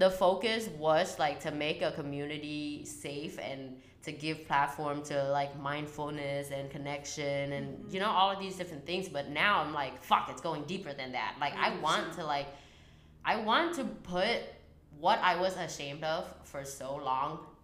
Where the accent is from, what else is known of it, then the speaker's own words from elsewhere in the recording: Vietnam; moved away; I was born and raised in Vietnam